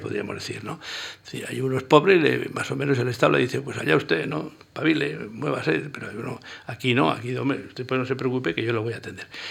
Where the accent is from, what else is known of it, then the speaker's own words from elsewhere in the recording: Pitillas, Navarre, Spain; moved away as an adult; also born or lived in Tudela / Pamplona / Zaragoza; la distancia con mi pueblo eran, y son 40 kilómetros